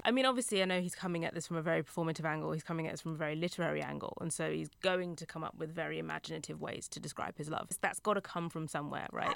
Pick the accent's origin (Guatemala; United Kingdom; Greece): United Kingdom; also born or lived in Essex; I'm British